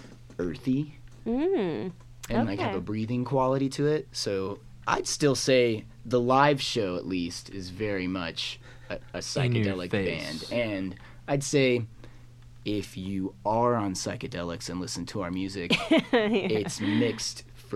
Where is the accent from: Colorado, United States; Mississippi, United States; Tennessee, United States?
Tennessee, United States; Memphis; Memphis, Tennessee.